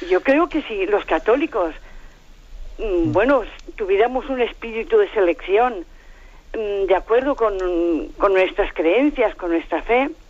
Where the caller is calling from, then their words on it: Valencia, Valencian Community, Spain; de Valencia.